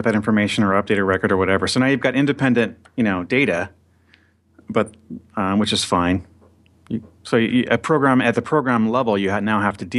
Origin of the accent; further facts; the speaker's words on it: California, United States; It took me right back to the 80s and growing up in Southern California.